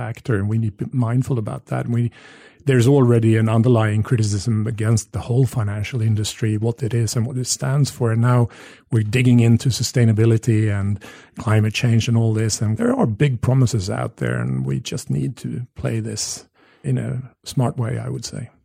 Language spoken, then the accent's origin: English; Sweden; I grew up in Sweden having an Australian father.